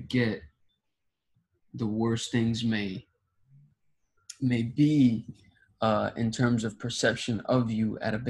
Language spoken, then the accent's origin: English; Ghana; I was born in Ghana